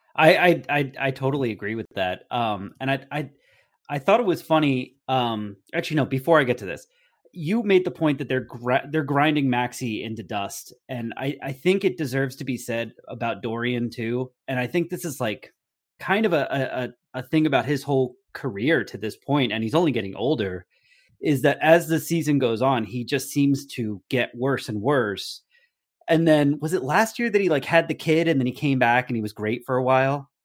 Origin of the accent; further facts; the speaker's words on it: New Jersey, United States; now in San Diego, United States; I was born and raised in New Jersey